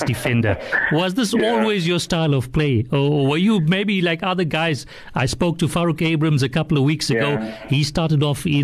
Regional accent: Durban, KwaZulu-Natal, South Africa; me personally growing up in Durban

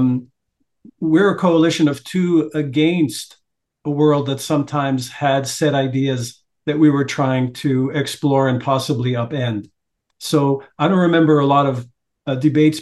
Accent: Montreal, Quebec, Canada; now in Toronto, Canada; Montreal. Yeah, I was raised in Montreal

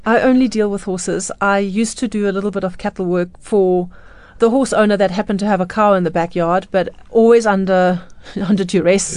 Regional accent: Johannesburg, Gauteng, South Africa; I was born in Johannesburg

